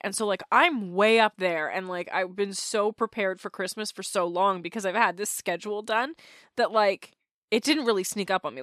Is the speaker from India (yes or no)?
no; Canada; As a Canadian